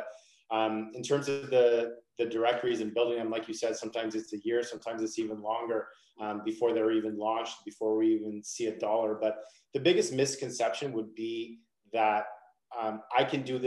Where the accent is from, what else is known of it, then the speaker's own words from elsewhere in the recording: Toronto, Ontario, Canada; I'm from Canada, I'm from Toronto